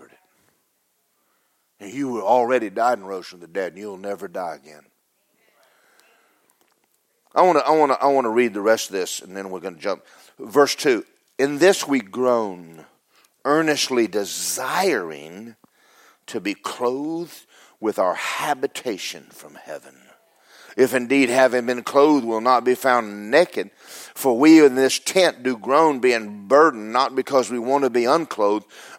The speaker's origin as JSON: {"language": "English", "region": "Georgia", "country": "United States", "said": "I'm from Georgia"}